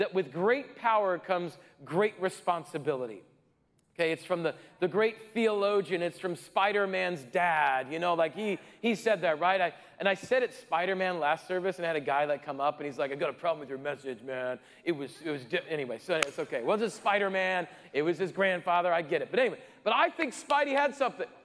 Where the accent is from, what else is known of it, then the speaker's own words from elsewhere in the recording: Rapid City, South Dakota, United States; growing up in Rapid City, South Dakota